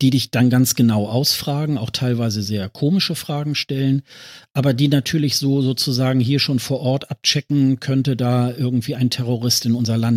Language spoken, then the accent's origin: German; Germany; da habe ich so gedacht, das muss ich als Deutscher, muss ich das machen, wenn ich hier schon in der Nähe bin.